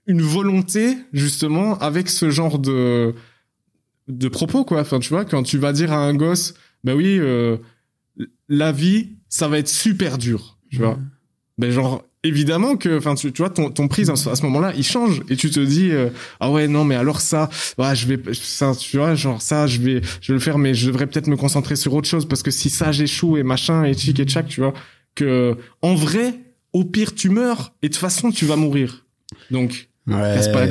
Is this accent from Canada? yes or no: no; Belgium; je suis belge moi